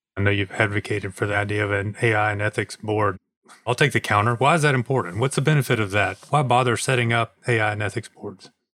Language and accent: English; Smyrna, Georgia, United States; I'm actually from Atlanta, from Smyrna